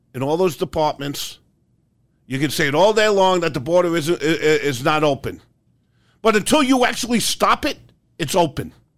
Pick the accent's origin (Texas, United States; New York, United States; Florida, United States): New York, United States; Growing up in New York